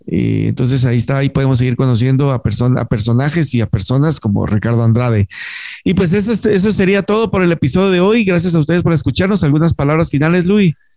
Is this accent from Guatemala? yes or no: yes; Guatemala; hay muchos que nos quedamos acá en Guate